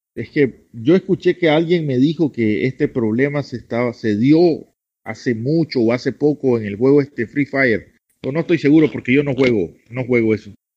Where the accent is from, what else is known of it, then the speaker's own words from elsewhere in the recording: Nicaragua; yo soy nicaragüense